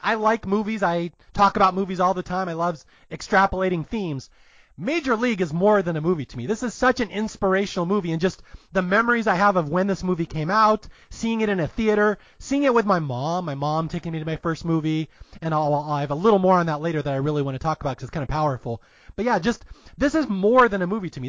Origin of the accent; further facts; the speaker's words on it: Seattle, Washington, United States; I grew up in Seattle. Dave Niehaus was our baseball guy